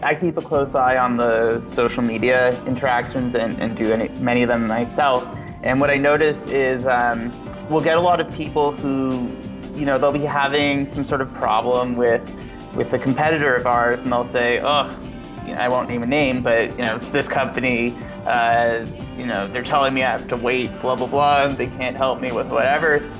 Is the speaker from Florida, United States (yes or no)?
yes; Orlando, Florida, United States; born and raised. I think I'm um, one of the like remaining 10 here in the city that have lived here their whole lives